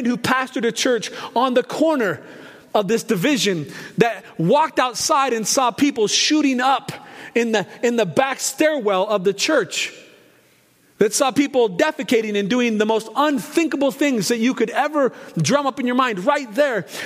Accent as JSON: {"language": "English", "town": "Portland", "region": "Oregon", "country": "United States", "tie": "born or raised there", "said": "Growing up where I grew up in North Portland, near the University of Portland, the Pilots"}